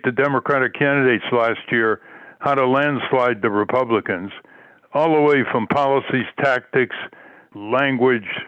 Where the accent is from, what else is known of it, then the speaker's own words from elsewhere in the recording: New England, United States; I grew up in New England